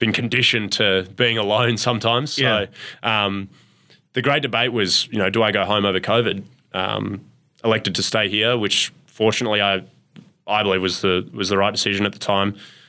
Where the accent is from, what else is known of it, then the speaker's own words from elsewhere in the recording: Perth, Western Australia, Australia; accent: Australian; moved away as an adult; also born or lived in Melbourne, Australia; now in Minnesota, United States; where I grew up in Perth